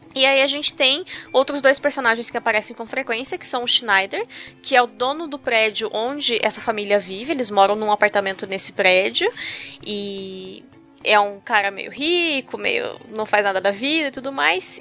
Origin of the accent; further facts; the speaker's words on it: Brazil; O brasileiro acha que Sim. o latino é o outro, é o, o que fala espanhol, é o mexicano. E não, gente, a gente é latino hum, também.